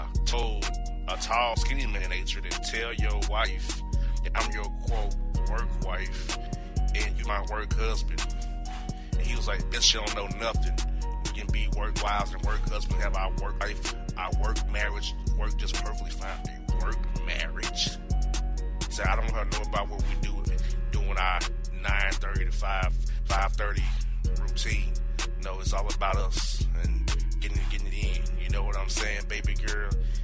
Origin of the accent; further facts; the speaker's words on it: Kansas City, Missouri, United States; I'm Kansas City, brother. I'm trying to be offensive to you. I'm from Kansas City.